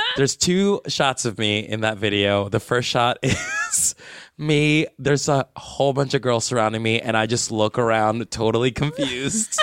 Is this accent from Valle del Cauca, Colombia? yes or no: yes; Palmira, Valle del Cauca, Colombia; moved away; my hometown is Palmira